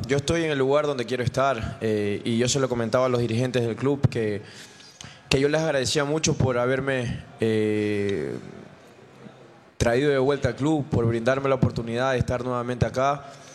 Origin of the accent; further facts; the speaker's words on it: Chile; moved away as an adult; now in Ecuador; Soy el único chileno